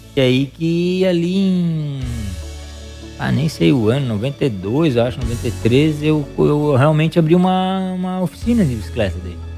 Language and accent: Portuguese; Criciúma, Santa Catarina, Brazil; eu sou de Criciúma, né? Natural de Criciúma